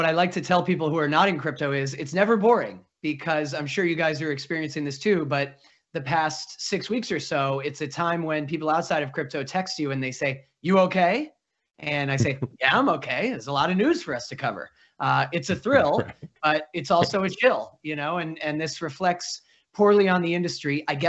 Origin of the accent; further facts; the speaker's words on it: Massachusetts, United States; I'm from Massachusetts, and my parents live in Newton, Mass.